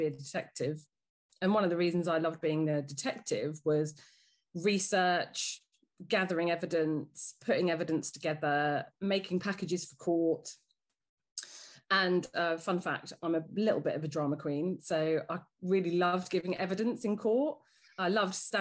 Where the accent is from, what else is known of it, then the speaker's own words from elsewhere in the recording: Dorking, South East England, United Kingdom; also born or lived in London; I grew up in Dorking. My dad was a police officer here